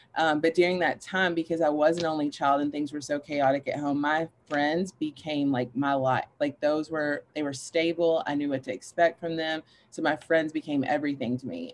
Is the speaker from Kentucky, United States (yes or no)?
yes; Paducah, Kentucky, United States; moved away as an adult; now in Louisville, United States; I grew up in Paducah, Kentucky with my mom